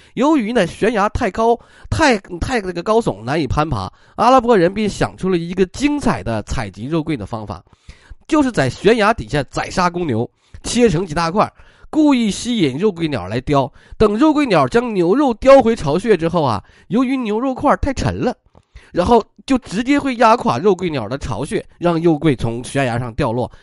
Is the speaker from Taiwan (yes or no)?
no; China; 我们中国人